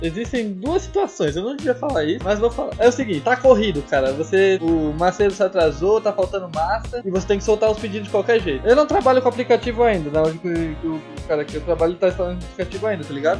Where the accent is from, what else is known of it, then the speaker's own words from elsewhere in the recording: Brazil; nunca saí do Brasil